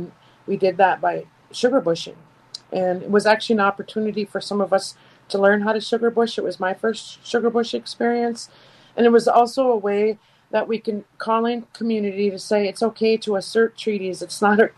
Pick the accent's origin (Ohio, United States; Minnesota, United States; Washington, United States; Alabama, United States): Minnesota, United States; Leech Lake, northern; I'm from Leech Lake here in northern Minnesota